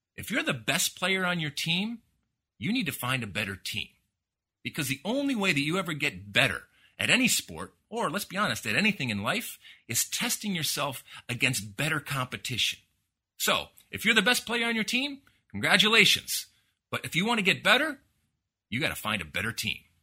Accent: United States; growing up in the United States playing soccer

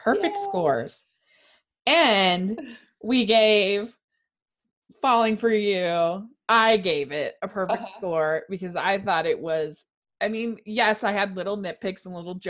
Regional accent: Maryland, United States; I grew up in Maryland

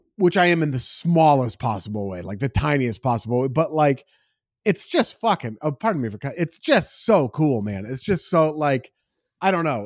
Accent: Beaverton, Oregon, United States; now in Los Angeles, United States; I'm from Beaverton

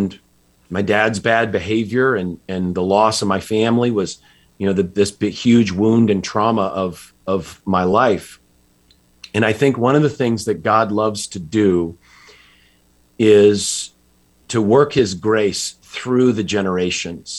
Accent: just outside Hartford, Connecticut, United States; I grew up in Connecticut, just outside Hartford.

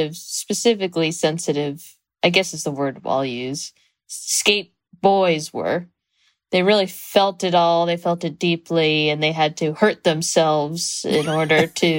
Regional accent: San Jose, California, United States; moved away; I'm from San Jose, California.

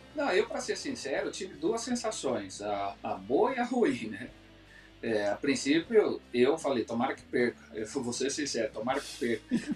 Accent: Brazil; moved away; also born or lived in Spain; meu país de origem, né, que é o Brasil

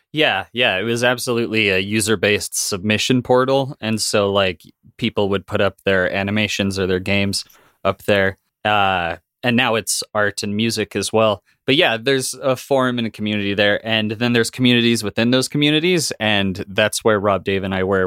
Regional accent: Wyoming, United States; I grew up in Wyoming in a small town and, uh, uh, in a very Mormon family, in a very Mormon town

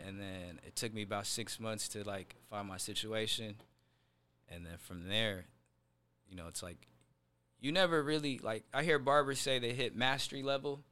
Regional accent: Seattle, Washington, United States; I'm from Seattle, uh, specifically South Seattle.

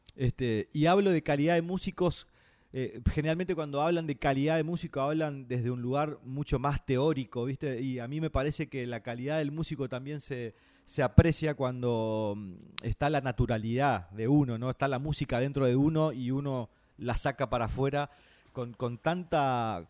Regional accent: Santo Tomé, Corrientes, Argentina; now in Buenos Aires, Argentina; desde Santo Tomé Corrientes, mi pueblo, sobre la costa del río Uruguay, aquí este, entre mates, entre guitarras, entre gurizadas que, nos conocemos de, muy chiquitos

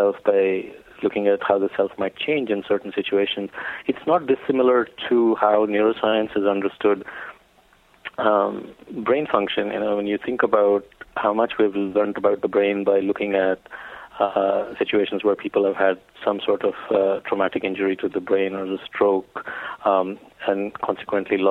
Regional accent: India; growing up in India

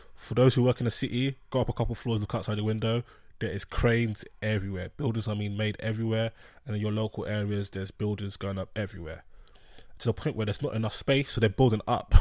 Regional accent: London, United Kingdom; I'm from London

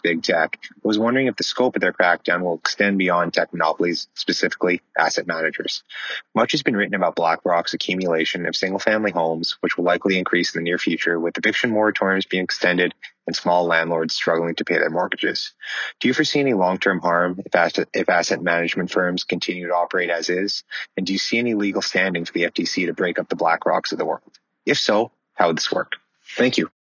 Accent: Montreal, Quebec, Canada; moved away as an adult; now in Los Angeles, United States; I'm from Montreal. I'm heading into my final year of law school living in Los Angeles

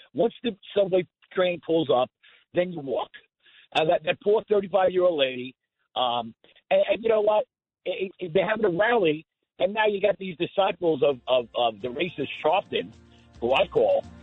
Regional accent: Nassau County, New York, United States; moved away; also born or lived in West Islip; I grew up in Nassau County.

